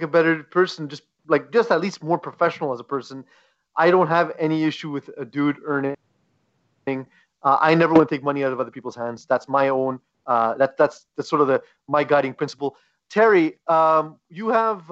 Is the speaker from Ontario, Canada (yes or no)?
no; Montreal, Quebec, Canada; We are a podcast from Montreal and from Quebec, and we are very proud of our roots